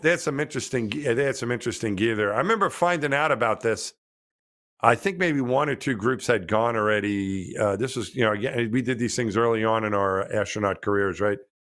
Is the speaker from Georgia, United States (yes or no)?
no; New York, United States; I grew up in New York